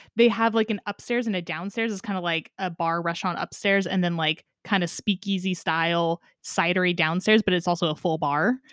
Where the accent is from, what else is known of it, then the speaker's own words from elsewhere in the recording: Sonoma County, California, United States; growing up in Sonoma County in California